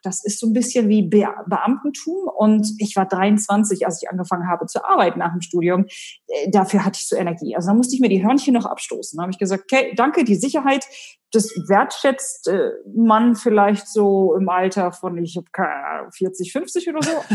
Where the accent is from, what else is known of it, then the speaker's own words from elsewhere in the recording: Hanover, Lower Saxony, Germany; moved away as an adult; also born or lived in Abu Dhabi, United Arab Emirates; Ich komme ursprünglich aus Hannover